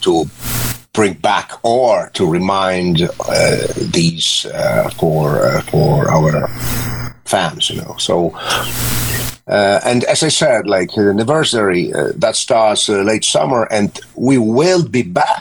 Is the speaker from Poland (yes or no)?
yes; Poland; we came from Poland, and the realities were not that nice like today